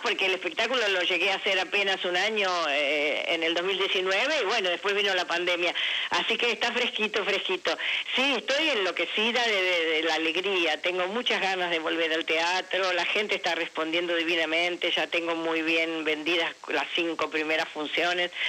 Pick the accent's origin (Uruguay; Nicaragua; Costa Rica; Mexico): Uruguay; now in Argentina; yo soy uruguaya, tengo mi familia de origen allá